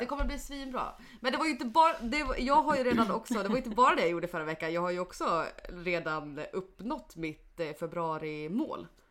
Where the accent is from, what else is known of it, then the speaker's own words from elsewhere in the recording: Mora, Dalarna County, Sweden; moved away; hemma i Mora